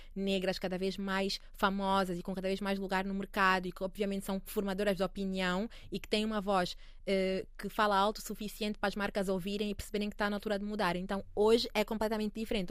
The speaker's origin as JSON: {"language": "Portuguese", "country": "Angola", "also_born_or_lived": "Paris, France", "moved": "yes", "lives_now": "Lisbon, Portugal", "said": "para mim que sou angolana"}